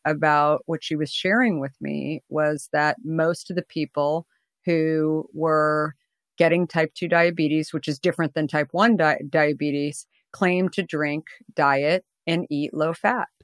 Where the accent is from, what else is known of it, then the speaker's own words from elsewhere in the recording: Arizona, United States; I grew up in Arizona